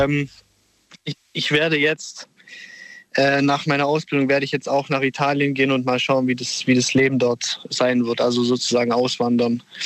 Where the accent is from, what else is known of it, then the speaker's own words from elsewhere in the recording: Germany; ich bin in Deutschland geboren